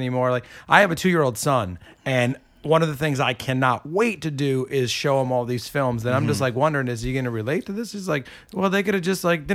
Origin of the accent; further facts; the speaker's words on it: Port Chester, New York, United States; moved away as an adult; now in New York City, United States; I grew up in Porchester, New York.